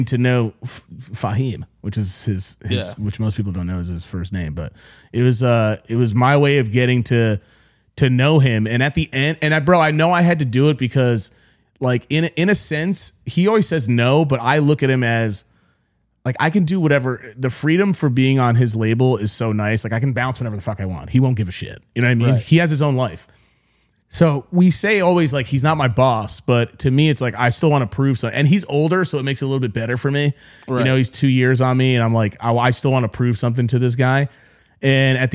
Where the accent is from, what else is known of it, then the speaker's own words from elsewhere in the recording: New York, United States; I'm from New York and everyone there was New York.